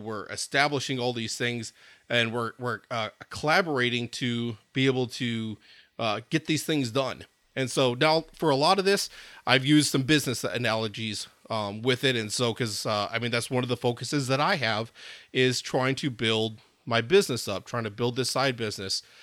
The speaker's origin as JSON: {"language": "English", "town": "Madison", "region": "Wisconsin", "country": "United States", "tie": "born or raised there", "said": "I grew up in Madison, Wisconsin"}